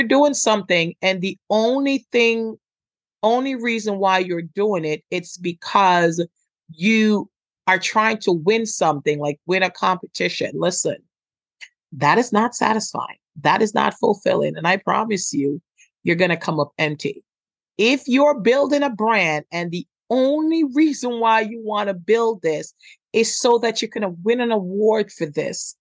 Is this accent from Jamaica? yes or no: yes; Jamaica; I'm Jamaican